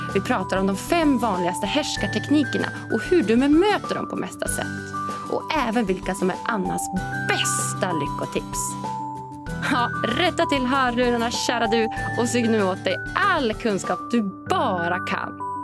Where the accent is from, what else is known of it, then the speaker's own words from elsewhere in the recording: Norrland, Sweden; jag är norrlänning